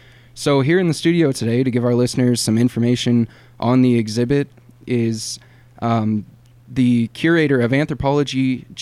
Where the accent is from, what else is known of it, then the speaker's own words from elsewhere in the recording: Sparks, Nevada, United States; I lived in Sparks and went K through 12 there as well.